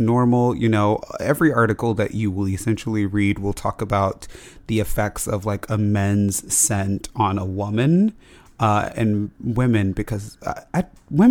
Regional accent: Las Vegas, Nevada, United States; We grew up in Las Vegas, so it was always like summer weather outside.

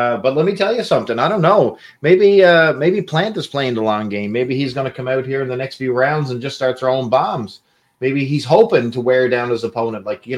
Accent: Canada; I'm from Canada

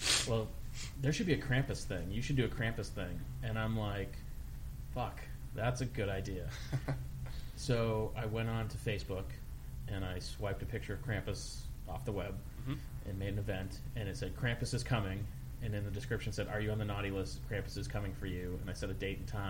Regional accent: Massachusetts, United States; moved away; I'm from Massachusetts. It's my God-given right to mispronounce things.

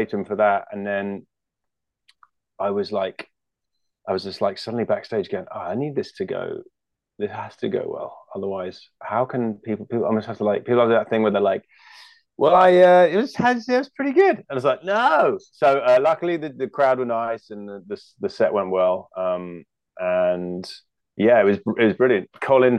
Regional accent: United Kingdom; moved away as an adult; now in California, United States; we're both British

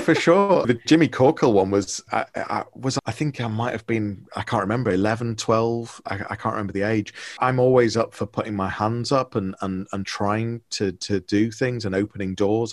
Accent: Liverpool, North West England, United Kingdom; moved away as an adult; now in Leeds, United Kingdom; I'm from Liverpool originally. So now in Leeds, I moved here when I was 18

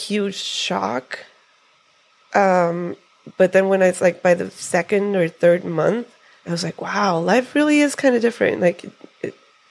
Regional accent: Tijuana, Baja California, Mexico; moved away as an adult; now in San Diego, United States; I grew up in Tijuana.

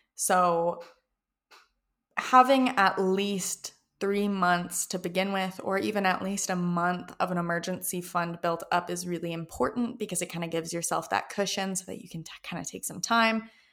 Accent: Canada; I am from Canada

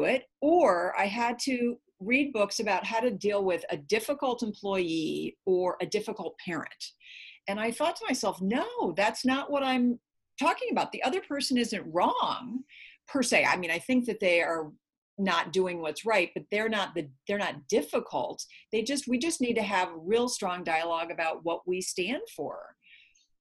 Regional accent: Minnesota, United States; now in California, United States; I was raised in Minnesota. So I was raised to be Minnesota nice

